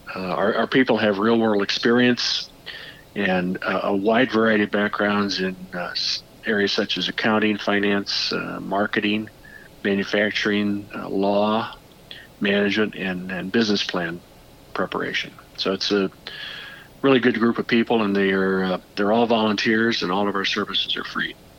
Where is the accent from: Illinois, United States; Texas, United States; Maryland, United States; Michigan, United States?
Illinois, United States; Peoria; I'm born and raised in Peoria.